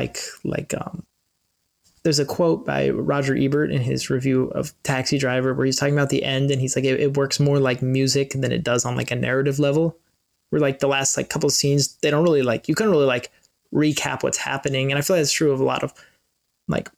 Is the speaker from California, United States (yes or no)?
yes; Los Angeles, California, United States; I've grown up